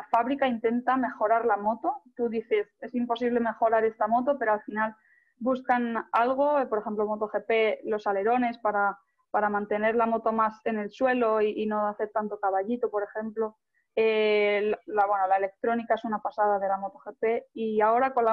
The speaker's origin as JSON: {"language": "Spanish", "country": "Spain", "said": "Bueno, al final yo creo que los españoles, los italianos, vivimos más eh, este deporte, no tanto el fútbol ni, ni otros deportes."}